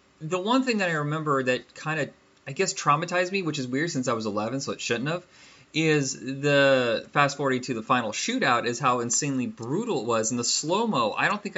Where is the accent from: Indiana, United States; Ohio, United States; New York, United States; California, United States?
Indiana, United States; Fort Wayne; also born or lived in Huntington, Indiana; I moved from Fort Wayne to Huntington, which is a half hour away, like a farm town